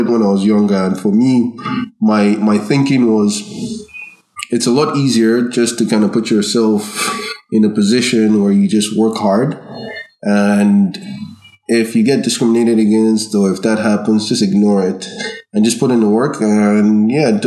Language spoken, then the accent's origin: English; Nigeria; also born or lived in Ireland; now in Canada; growing up in Nigeria, you don't really, you're not aware of your differentness